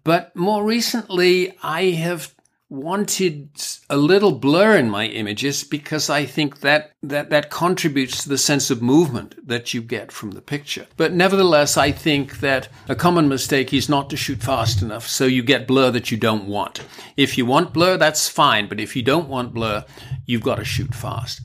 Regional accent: United Kingdom; I'm British

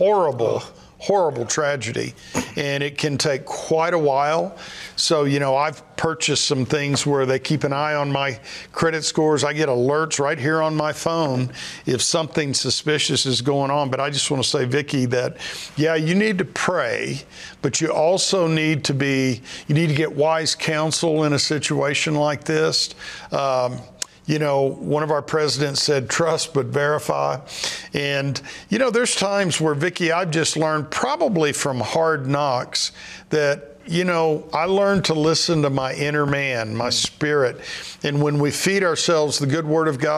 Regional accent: Texas, United States; I grew up in Texas

